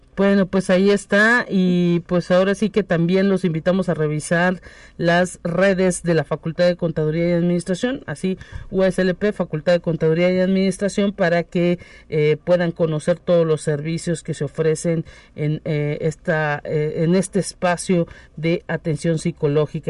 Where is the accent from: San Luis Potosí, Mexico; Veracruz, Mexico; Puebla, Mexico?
San Luis Potosí, Mexico; somos los potosinos privilegiados